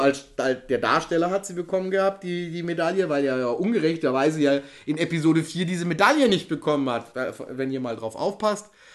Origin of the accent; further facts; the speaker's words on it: Ingolstadt, Bavaria, Germany; bei uns in Ingolstadt